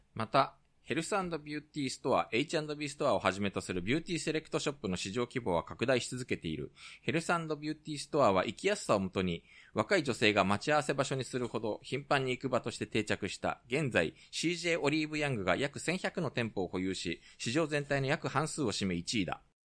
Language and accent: Japanese; Japan; also born or lived in South Korea; 日本生まれ、韓国在住経験あり、仕事でたまに行き来している日本人